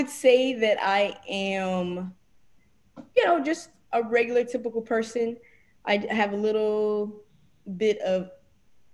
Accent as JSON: {"language": "English", "town": "Charleston", "region": "South Carolina", "country": "United States", "tie": "born or raised there", "said": "I hail from Charleston, South Carolina / Moats Corner, South Carolina, where I was born and raised."}